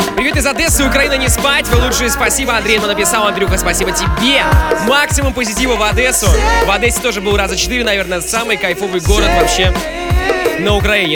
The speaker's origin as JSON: {"language": "Russian", "town": "Salavat", "region": "Bashkortostan", "country": "Russia", "moved": "yes", "said": "Я сам из Салавата просто. Это же совсем рядышком."}